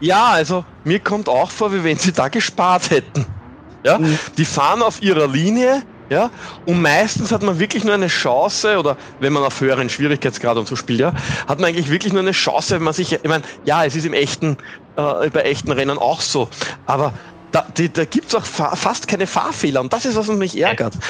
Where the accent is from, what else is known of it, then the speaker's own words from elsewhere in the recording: Austria; ich als Österreicher